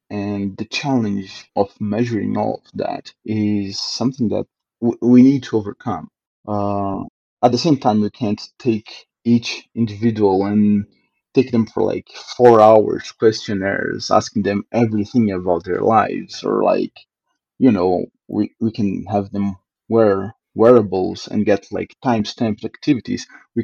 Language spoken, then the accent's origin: English; Brazil; now in Canada; But after I came from Brazil to Canada and start seeing like how these differences take part into like every level of living